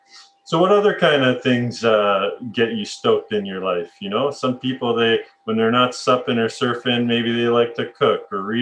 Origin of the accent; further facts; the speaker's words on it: Alberta, Canada; And growing up in Alberta, I mean, I'd be itching to get some tropical climates as well.